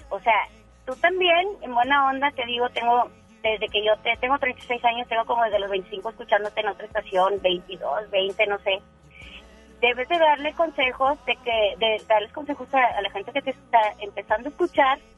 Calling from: San Nicolás, Nuevo León, Mexico; Eh, mira, ahorita estoy aquí en San Nicolás, y estoy muy cerca de mi casa

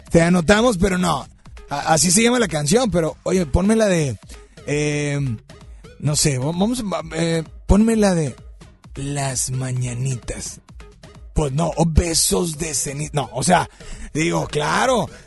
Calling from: Apodaca, Nuevo León, Mexico; De Apodaca.

